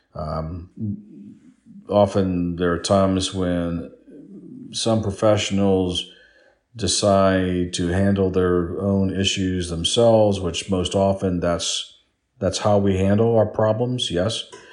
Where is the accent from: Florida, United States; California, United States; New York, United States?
Florida, United States; South; I grew up in South Florida